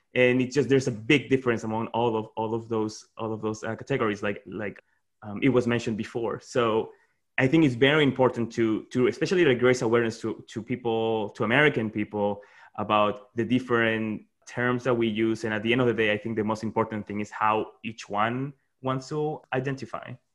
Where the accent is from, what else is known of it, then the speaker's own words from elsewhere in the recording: Peru; moved away as an adult; now in Washington, DC, United States; I was born and raised in Peru, and, and then I've just been living in DC for eight years